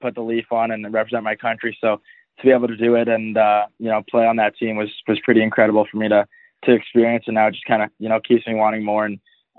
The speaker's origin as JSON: {"language": "English", "town": "Vancouver", "region": "British Columbia", "country": "Canada", "tie": "born or raised there", "lives_now": "Kelowna, Canada", "said": "I grew up in Vancouver, British Columbia"}